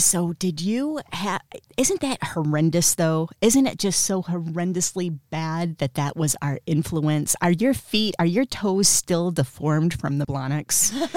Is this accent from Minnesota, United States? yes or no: no; Flint, Michigan, United States; also born or lived in Miami / New York City; now in Los Angeles, United States; I'm not from Florida. I'm from Flint, Michigan